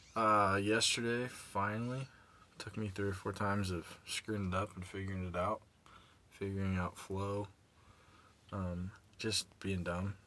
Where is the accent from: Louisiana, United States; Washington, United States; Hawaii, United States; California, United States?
California, United States; Nipomo; born or raised there